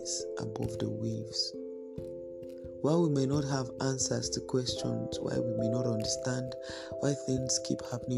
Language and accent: English; Nigeria; our nation, Nigeria